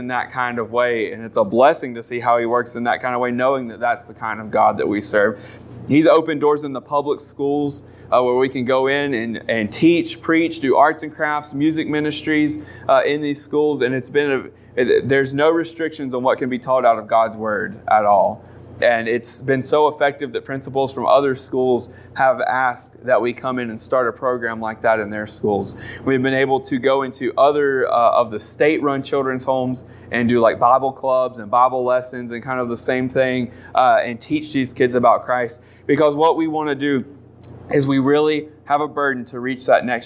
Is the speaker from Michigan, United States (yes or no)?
no; North Carolina, United States; moved away as an adult; now in South Africa; We're from North Carolina